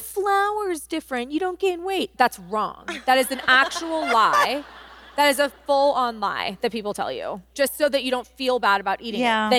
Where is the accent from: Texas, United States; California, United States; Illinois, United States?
California, United States; Los Angeles; now in Nashville, United States; I'm from Los Angeles